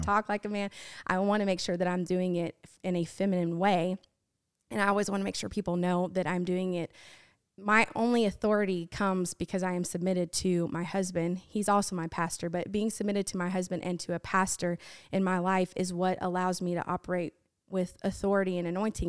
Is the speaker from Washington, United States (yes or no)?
yes; Washington, United States; I grew up in Washington State